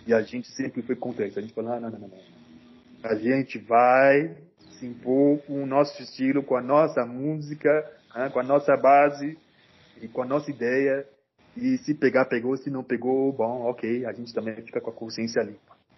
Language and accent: Portuguese; Cameroon; now in Brasília, Brazil; eu sou de Camarões